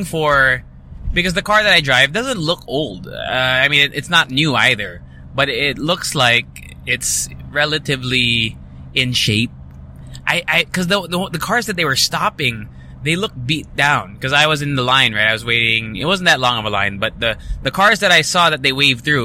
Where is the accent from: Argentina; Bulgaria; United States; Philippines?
Philippines; Angeles City, Central Luzon; also born or lived in Ortigas, Manila; now in Manila, Philippines; my address technically on my license is in my hometown of Pampanga, Angeles City